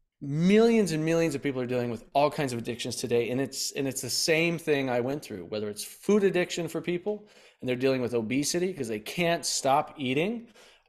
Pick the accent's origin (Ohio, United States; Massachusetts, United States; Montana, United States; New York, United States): Montana, United States; Bozeman; moved away as an adult; now in San Diego, United States; And at 18, I moved from Bozeman, Montana, and drove to San Diego, California, Oceanside, ran out of gas there, and basically started my life over.